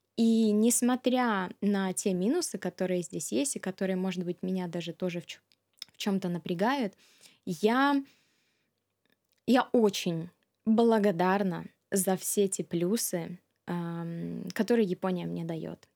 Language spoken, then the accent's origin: Russian; Minsk, Belarus; moved away as an adult; also born or lived in Russia; now in Japan; с 96 года по 2008 год а, я вместе с семьей а, жила в Минске